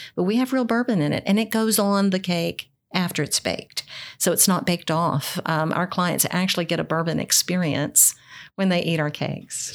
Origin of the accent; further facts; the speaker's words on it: Foreman, Arkansas, United States; now in Louisville, United States; nobody knows where Foreman, Arkansas is. That's where I was raised.